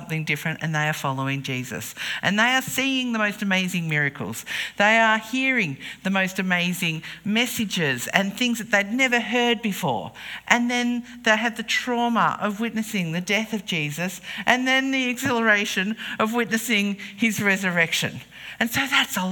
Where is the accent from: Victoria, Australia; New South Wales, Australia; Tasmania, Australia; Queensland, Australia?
Tasmania, Australia; King Island; We were growing up on King Island